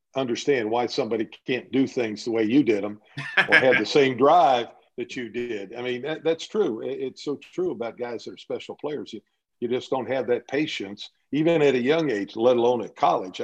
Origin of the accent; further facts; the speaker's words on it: Dayton, Ohio, United States; growing up in Dayton, Ohio, I grew up in the blue collar neighborhood, and we grew up riding our bikes to the playground